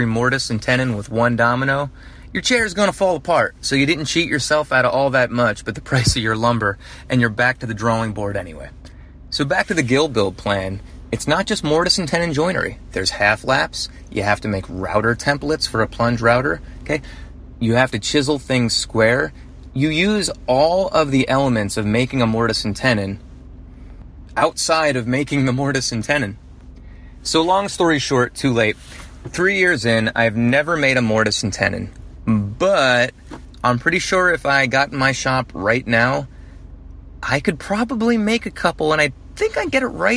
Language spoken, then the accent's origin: English; New Jersey, United States; now in Atlanta, United States; I'm from Jersey